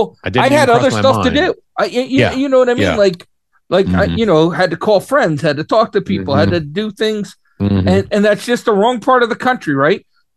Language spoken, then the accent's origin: English; New York, United States; as a New Yorker